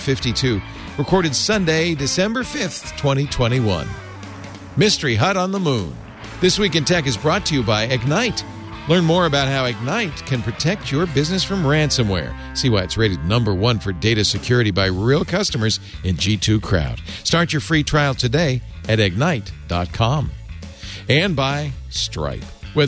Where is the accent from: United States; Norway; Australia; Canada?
United States; Rhode Island; also born or lived in New York; I was born in New York, raised in Rhode Island.